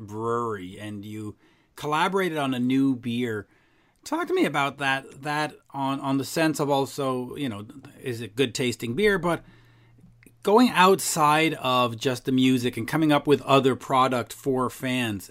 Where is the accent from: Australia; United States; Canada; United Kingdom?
Canada; as a Canadian who's basically a de facto American